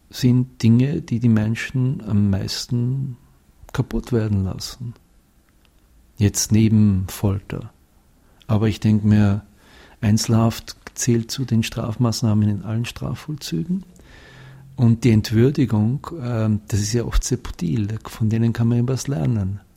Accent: Austria; now in Switzerland; ich bin Österreicher und 20 Jahre in der Schweiz.

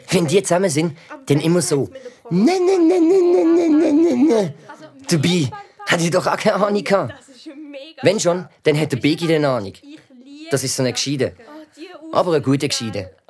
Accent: Albania; German is a second language; now in Switzerland; Also von dort, wo unsere Familie herkommt. Ich komme aus Albanien.

